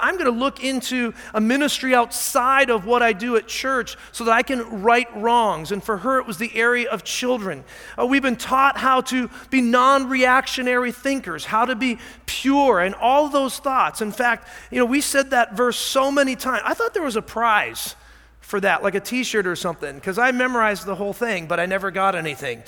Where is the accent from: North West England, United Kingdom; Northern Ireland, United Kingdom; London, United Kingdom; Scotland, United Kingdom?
Scotland, United Kingdom; I am Scottish